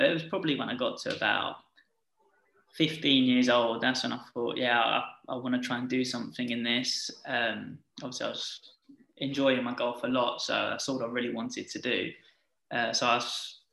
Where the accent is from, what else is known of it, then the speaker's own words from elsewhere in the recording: Essex, East of England, United Kingdom; I'm from Essex